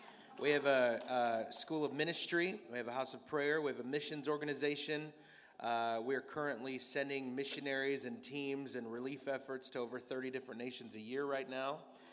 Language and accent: English; Austin, Texas, United States; I'm from Austin, Texas.